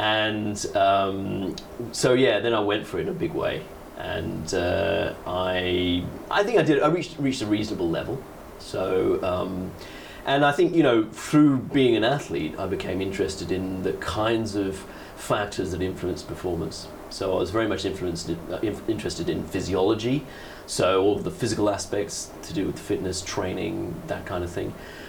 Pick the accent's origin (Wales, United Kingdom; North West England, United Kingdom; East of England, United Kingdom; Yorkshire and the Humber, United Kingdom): East of England, United Kingdom; Letchworth; also born or lived in Kendal / Singapore / South Africa; I was born in Kendal in Cumbria, so in the north of England, but I grew up just north of London, so in a place called Letchworth.